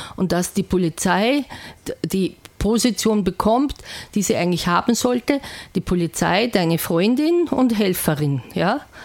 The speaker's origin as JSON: {"language": "German", "region": "Salzburg", "country": "Austria", "said": "bei uns in Salzburg"}